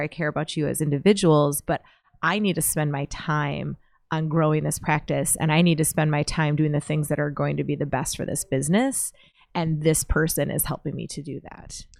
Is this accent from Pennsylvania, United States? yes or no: no; Pipestone, Minnesota, United States; moved away; I'm from Pipestone in the southwest por- portion of Minnesota.